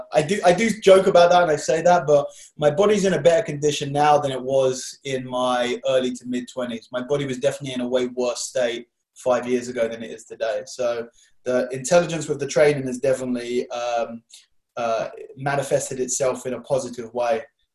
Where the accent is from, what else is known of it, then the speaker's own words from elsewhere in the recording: London, United Kingdom; Around here, North London.